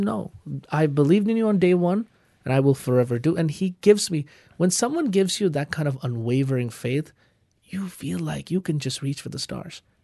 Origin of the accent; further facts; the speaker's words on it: Kolkata, West Bengal, India; moved away; I'm from Calcutta.